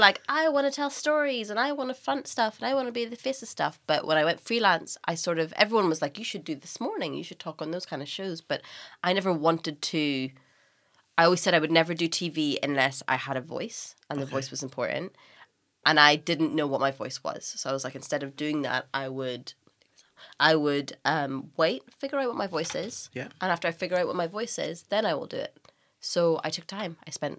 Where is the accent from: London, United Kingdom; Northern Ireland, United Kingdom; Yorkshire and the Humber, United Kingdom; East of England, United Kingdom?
Northern Ireland, United Kingdom; also born or lived in Scotland / New York; So I am Irish. I grew up in Northern Ireland. I went to university in Scotland.